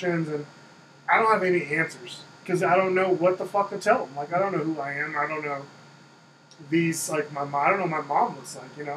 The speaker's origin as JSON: {"language": "English", "town": "Oakland", "region": "California", "country": "United States", "tie": "born or raised there", "also_born_or_lived": "Philippines", "moved": "as an adult", "said": "growing up in Oakland, I was there about 4"}